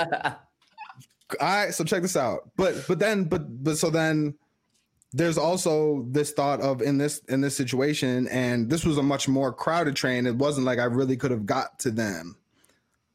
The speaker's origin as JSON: {"language": "English", "town": "Chicago", "region": "Illinois", "country": "United States", "said": "I'm from Chicago."}